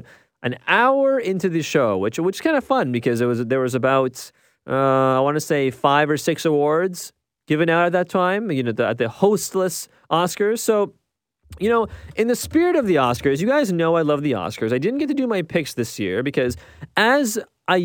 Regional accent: Ontario, Canada; I'm from Ontario

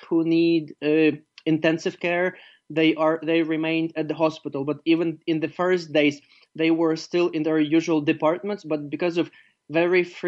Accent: Ivano-Frankivsk, Ivano-Frankivsk Oblast, Ukraine; my hometown, Ivano-Frankivsk

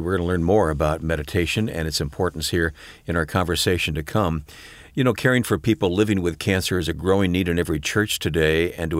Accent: Flint, Michigan, United States; I won't tell you what year I was born in Flint, Michigan, but I was born in Flint, Michigan.

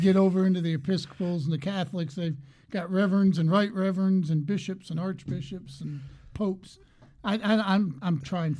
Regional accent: New York, United States; moved away as an adult; also born or lived in England / Albuquerque, New Mexico; I grew up in New York

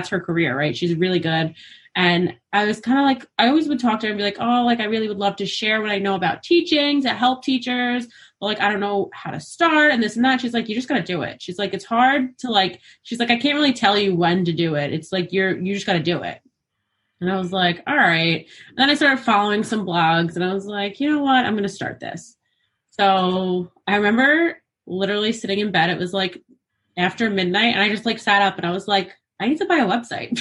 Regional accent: New York, United States; I'm from New York. I teach in Queens

